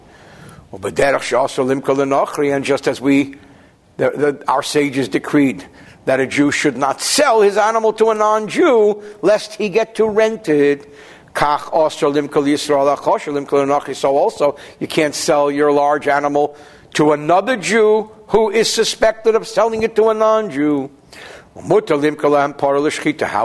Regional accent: New Jersey, United States; I'm from New Jersey.

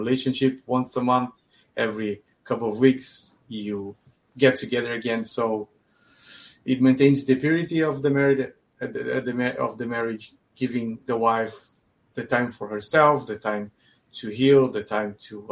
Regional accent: São Paulo, Brazil; moved away as an adult; also born or lived in Israel; I grew up in a Jewish neighborhood in São Paulo in Brazil.

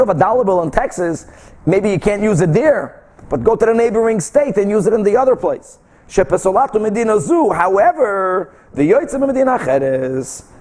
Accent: Brazil; moved away; I grew up in Brazil

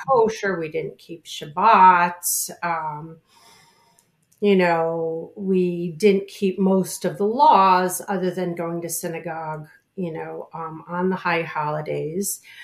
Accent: Chicago, Illinois, United States; now in New York, United States; I grew up in Chicago, uh, in the suburbs of Chicago

